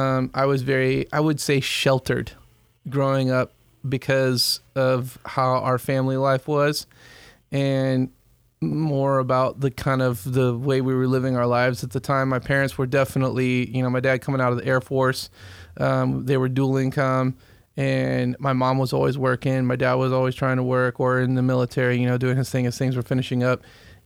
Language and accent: English; San Diego, California, United States; also born or lived in Texas; I was born in La Jolla, okay, California.